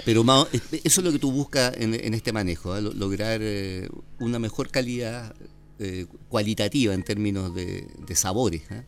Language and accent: Spanish; Chile